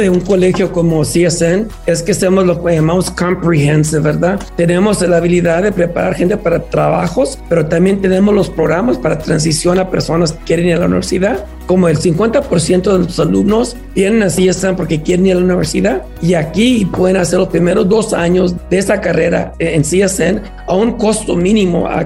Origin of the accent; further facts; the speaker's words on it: San Antonio, Texas, United States; moved away; En San Antonio, de donde vengo yo, tenemos 15 mil.